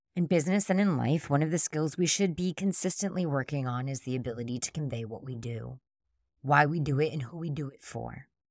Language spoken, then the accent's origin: English; Boston, Massachusetts, United States; I'm from Boston.